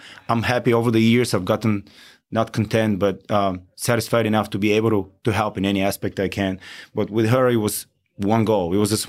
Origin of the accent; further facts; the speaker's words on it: Bulgaria; moved away as an adult; now in Outer Banks, North Carolina, United States; I'm Bulgarian.